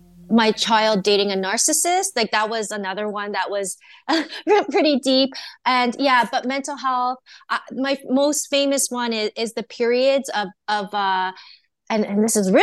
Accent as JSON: {"language": "English", "country": "Canada", "tie": "born there", "said": "Even though I was born in Canada, I'm Chinese and Japanese, so I try to incorporate some of my culture into it"}